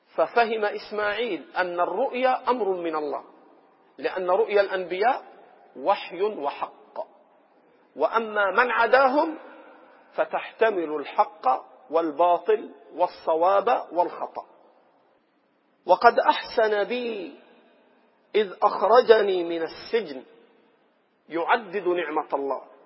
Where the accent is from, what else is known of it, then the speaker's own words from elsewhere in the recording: Egypt; إخواننا المصريين وأنا منهم